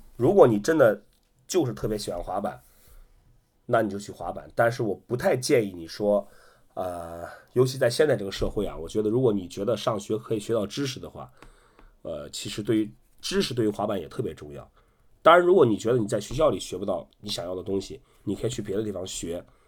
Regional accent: Qingdao, Shandong, China; 我也是山东的，我是山东青岛的

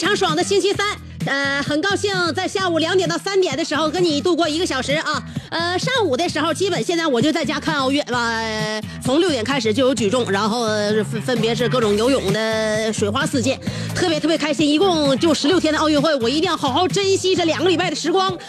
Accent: China; 就是我们中国人发现的早了一些，而且我们特别爱惜自己，比较惜命而已

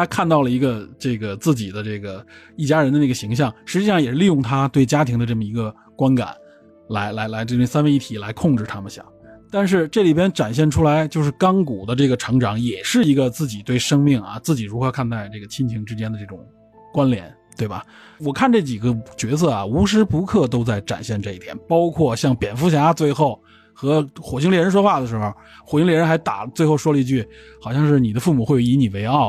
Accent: China; 我们中国人总是站在一种好，

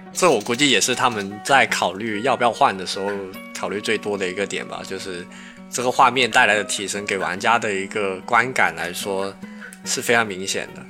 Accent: China; 在我们中国人的一个文化里面

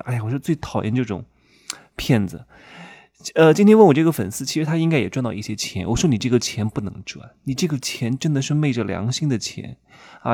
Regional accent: Wuhu, Anhui, China; moved away; 我们老家芜湖三四线城市

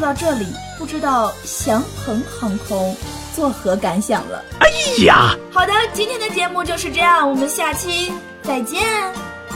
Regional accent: Henan, China; 虽然我不会说河南话

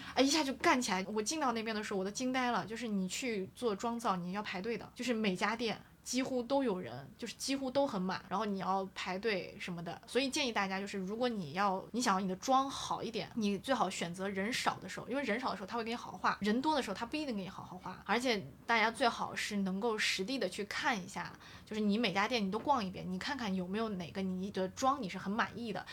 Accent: Xi'an, Shaanxi, China; moved away; 我说阿姨，我做西安人。

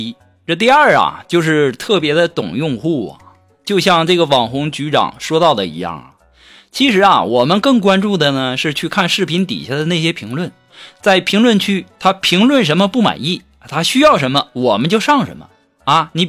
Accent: Northeast China, China; 但是我们东北啊，称呼女人为老娘们儿都已经习惯了。

